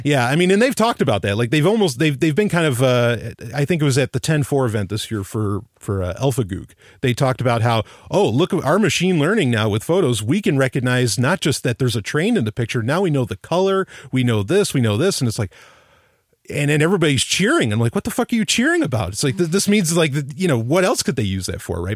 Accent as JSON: {"language": "English", "town": "New York City", "region": "New York", "country": "United States", "tie": "born or raised there", "said": "I grew up in New York City"}